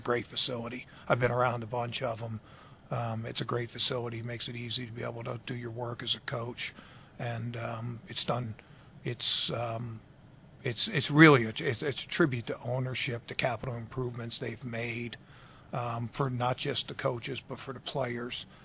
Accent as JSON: {"language": "English", "town": "Baltimore", "region": "Maryland", "country": "United States", "tie": "born or raised there", "moved": "yes", "said": "I grew up in Baltimore"}